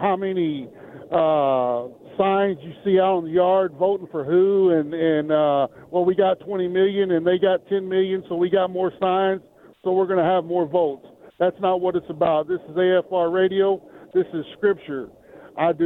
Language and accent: English; Texas, United States; I am from Texas, but I'm currently in Florida.